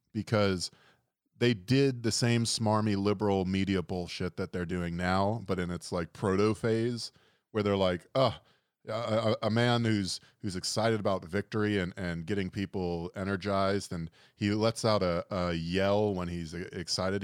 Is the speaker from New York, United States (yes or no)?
no; Fort Lauderdale, Florida, United States; I'm from Fort Lauderdale, Florida